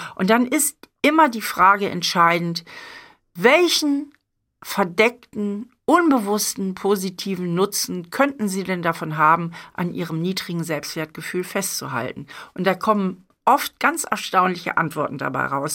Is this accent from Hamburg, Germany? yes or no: yes; Hamburg, Germany; moved away; meine Heimatstadt